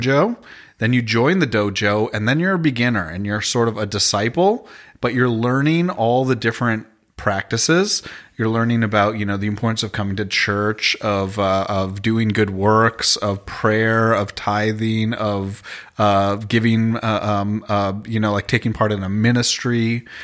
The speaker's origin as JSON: {"language": "English", "town": "Toronto", "region": "Ontario", "country": "Canada", "said": "I'm from Toronto, Canada"}